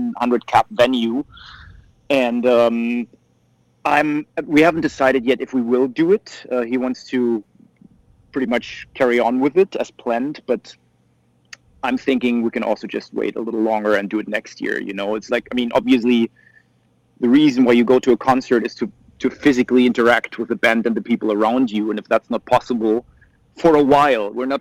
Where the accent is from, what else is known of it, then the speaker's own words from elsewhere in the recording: Germany; for us Germans